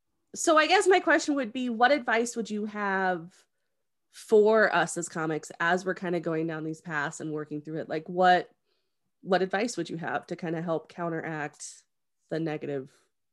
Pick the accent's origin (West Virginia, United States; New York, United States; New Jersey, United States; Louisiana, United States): West Virginia, United States; The like, only for real, thing, I'm from West Virginia.